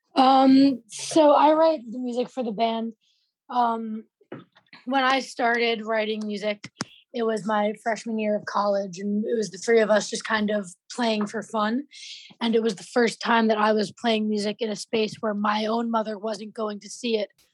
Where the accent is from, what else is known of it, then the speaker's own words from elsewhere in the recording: New York, United States; I'm from New York